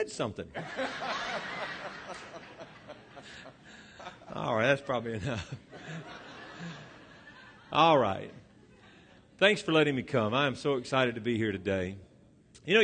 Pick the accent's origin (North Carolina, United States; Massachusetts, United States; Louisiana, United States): Louisiana, United States; moved away; I'm originally from Louisiana